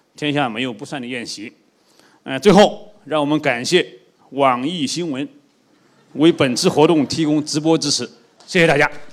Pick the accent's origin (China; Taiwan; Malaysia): China; 当我们中国人呢，这个积贫积弱